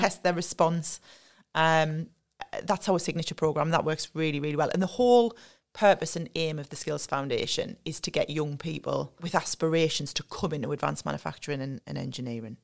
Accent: Sunderland, North East England, United Kingdom; I'm from Sunderland. Um, the way I would describe myself is I'm very much a homebird. So, I've lived and worked in the North East all my life

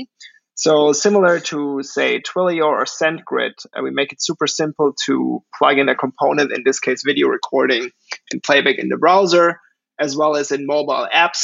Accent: Germany; moved away as an adult; now in New York City, United States; I'm originally from Germany. I grew up there and went to school there

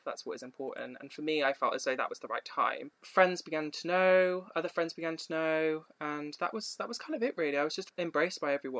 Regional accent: Oxfordshire, South East England, United Kingdom; I grew up mostly in Oxfordshire for 6 years.

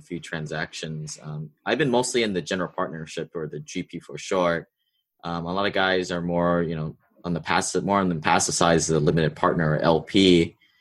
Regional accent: Hawaii, United States; me growing up in Hawaii, of all places, there's a big wealth divide here

